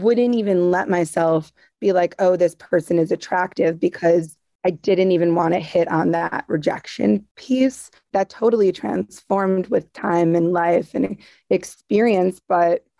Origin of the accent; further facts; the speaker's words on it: Long Island, New York, United States; when I was young, growing up in Long Island